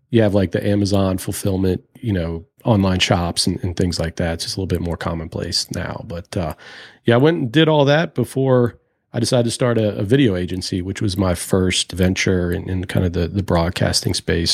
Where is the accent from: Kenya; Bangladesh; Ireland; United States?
United States; Richmond, Virginia; Growing up in Richmond